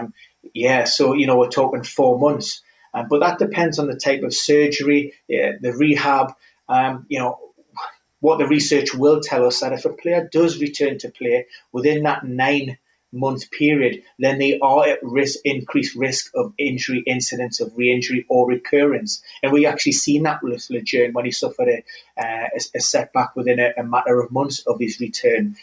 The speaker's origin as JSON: {"language": "English", "town": "Newcastle upon Tyne", "region": "North East England", "country": "United Kingdom", "tie": "born or raised there", "said": "Newcastle, my hometown club"}